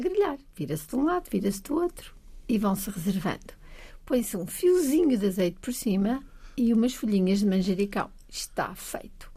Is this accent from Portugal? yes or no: yes; Bragança, Norte, Portugal; moved away as an adult; also born or lived in Alentejo; cresci em Trás-os-Montes, cresci em Bragança